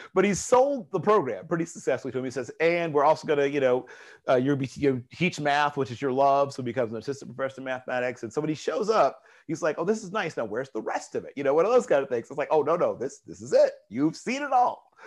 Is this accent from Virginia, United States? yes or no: yes; Tidewater area, Virginia, United States; moved away; I grew up in the Tidewater area